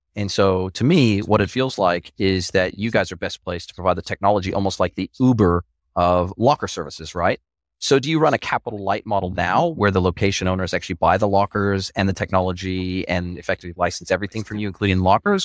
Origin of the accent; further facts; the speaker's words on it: Southern California, United States; moved away; I was raised in Southern California